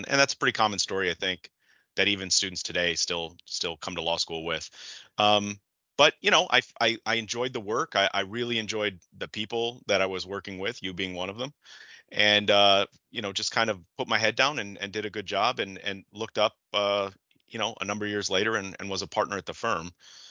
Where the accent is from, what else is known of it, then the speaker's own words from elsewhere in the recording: Detroit, Michigan, United States; So I grew up in Michigan, in the Metro Detroit area. And as you said, went to undergrad and law school here.